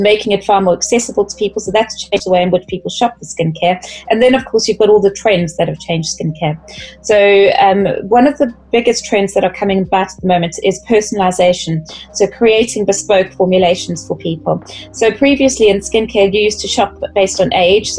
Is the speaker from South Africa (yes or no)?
yes; South Africa; being South African